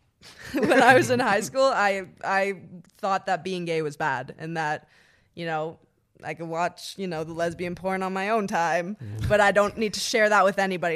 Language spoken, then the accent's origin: English; Ottawa, Ontario, Canada; I'm from Ottawa, Canada. I lived in a little town called Sisville.